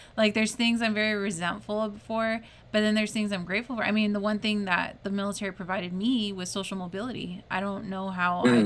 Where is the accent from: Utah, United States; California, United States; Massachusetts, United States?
California, United States; As a Californian who grew up in California, went to a predominantly Hispanic school